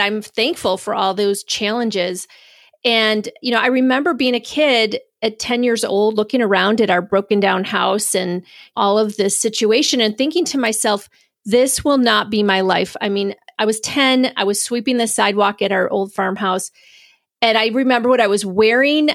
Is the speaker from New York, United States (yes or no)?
yes; Spencerport, New York, United States; Originally, I'm from Rochester, New York. I grew up in a little town called Spenceport, so actually a little suburb of Rochester